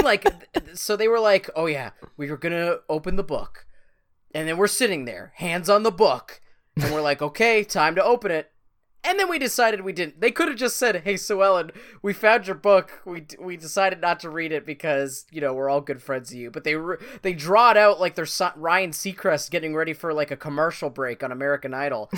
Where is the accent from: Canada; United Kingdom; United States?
Canada; we're both from Canada